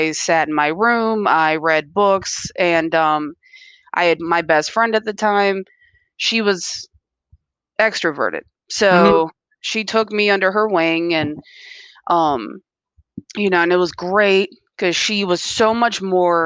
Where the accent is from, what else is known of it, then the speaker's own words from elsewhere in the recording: Columbia, Maryland, United States; From Columbia, right here in Maryland